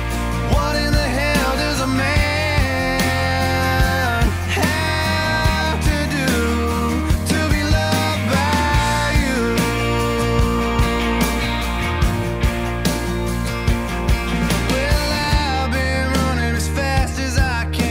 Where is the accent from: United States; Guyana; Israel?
United States; Texas; being a Texan